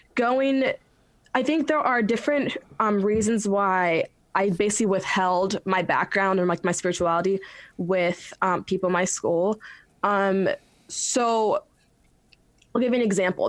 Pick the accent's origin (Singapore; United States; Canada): United States; Westerville, Ohio; also born or lived in Silver Spring, Maryland; Moved to Ohio, Westerville, Ohio, when I was like young. So I call like Ohio home